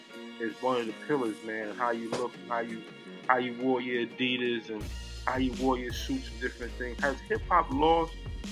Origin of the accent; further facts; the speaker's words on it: New York City, New York, United States; I'm from the Bronx.